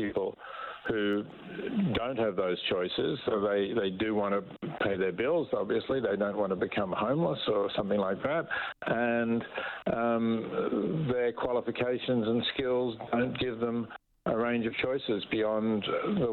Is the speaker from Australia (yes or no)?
yes; Australia; accent: Australian; As you can perhaps tell from my accent, I'm Australian